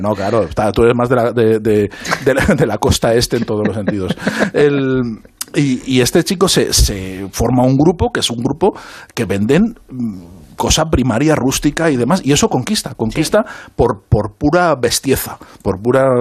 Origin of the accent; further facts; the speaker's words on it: Zaragoza, Aragon, Spain; los de Zaragoza